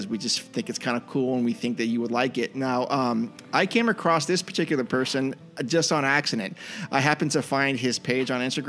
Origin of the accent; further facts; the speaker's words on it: Northern California, United States; I'm from Northern California.